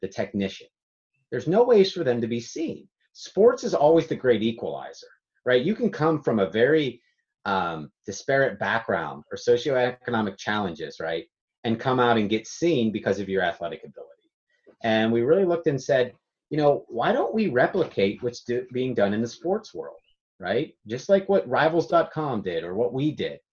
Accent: Pittsburgh, Pennsylvania, United States; I was from Pittsburgh, Pennsylvania

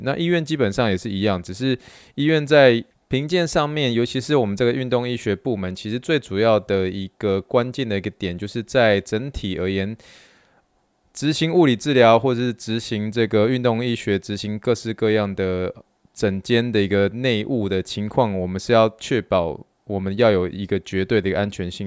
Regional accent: Taiwan; moved away; 像我这一次就是说回台湾

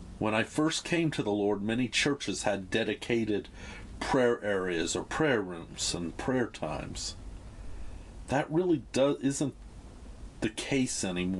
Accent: United States; moved away; in my home country

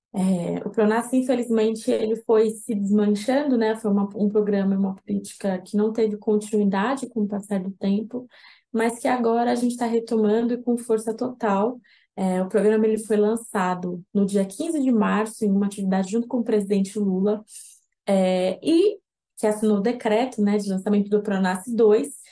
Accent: São Paulo, Brazil; Eu sou de São Paulo, sou advogada

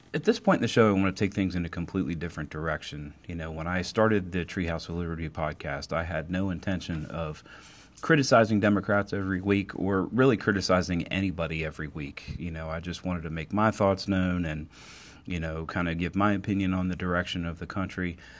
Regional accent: Cumberland, Maryland, United States; my hometown of Cumberland, Maryland

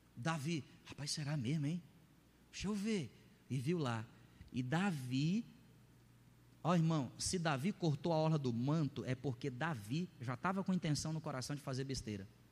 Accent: Ceará, Brazil; meu inglês, tupiniquim lá do Ceará

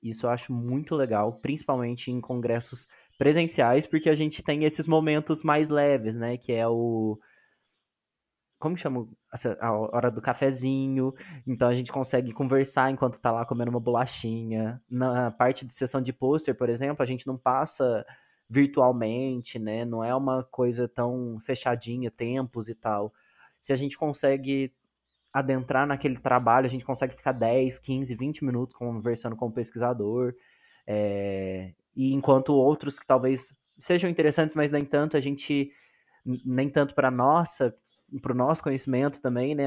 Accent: Minas Gerais, Brazil; eu sou de Minas Gerais, né, sou do Sudeste, mas sou de Minas Gerais

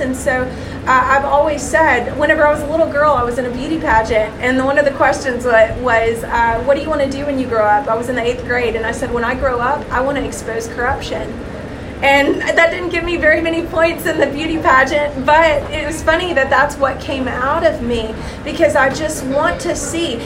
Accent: Middle Tennessee, United States; moved away; also born or lived in San Diego, California; I was born in San Diego, California, but spent most of my life in Middle Tennessee

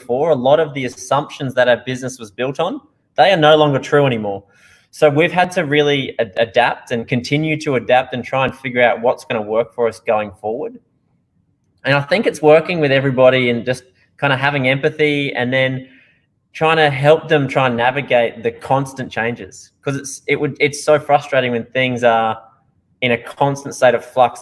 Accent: Australia; accent: Australian; now in Netherlands; I'm from Australia originally

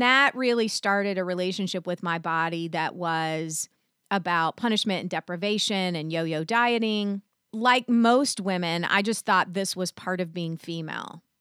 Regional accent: the South, United States; I was raised in the South

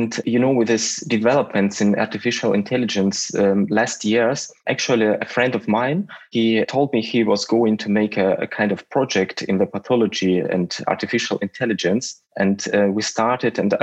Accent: Russia; moved away; And I come from Russia

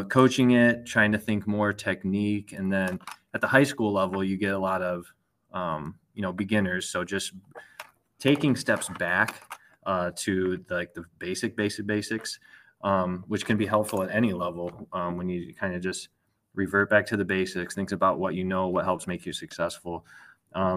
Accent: Illinois, United States; also born or lived in Bettendorf, Iowa; I grew up in Illinois.

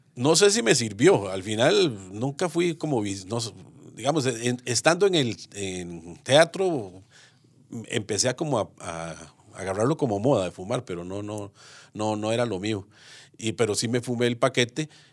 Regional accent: Moravia, San José, Costa Rica; Yo soy moraviano, moraviano de cepa

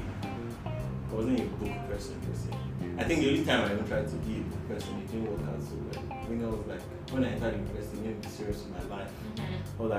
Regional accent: Nigeria; being a Nigerian parent

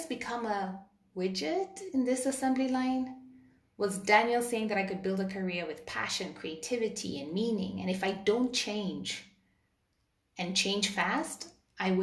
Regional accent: Kenya; I grew up in Kenya in the early 80s

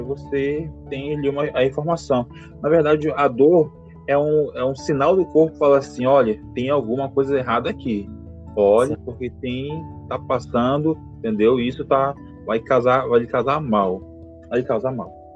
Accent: Manaus, Amazonas, Brazil; moved away as an adult; now in Paraguay; sou natural de Manaus, Amazonas.

